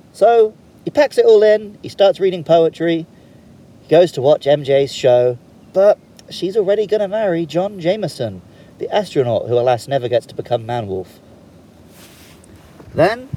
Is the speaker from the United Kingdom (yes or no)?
yes; United Kingdom; I'm from the UK